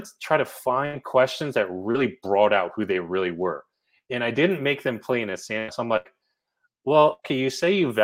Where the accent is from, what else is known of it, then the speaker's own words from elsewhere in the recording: New Jersey, United States; I'm from New Jersey